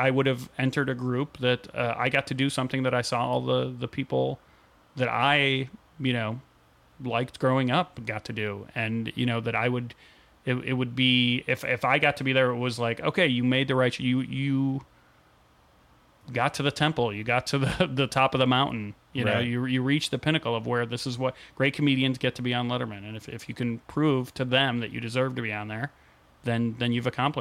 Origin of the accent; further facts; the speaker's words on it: Chicago, Illinois, United States; moved away as an adult; also born or lived in San Francisco; growing up in Chicago